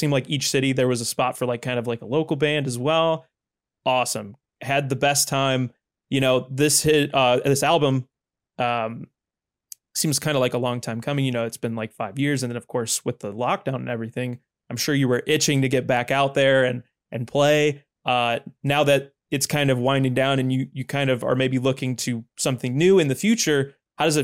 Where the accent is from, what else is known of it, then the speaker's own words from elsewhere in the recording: Chicago, Illinois, United States; moved away as an adult; also born or lived in Bowling Green, Kentucky; I'm from the Chicagoland area, so I just moved to Kentucky